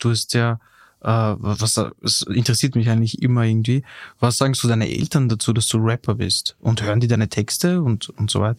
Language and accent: German; Vienna, Austria; als ich im 15. aufgewachsen bin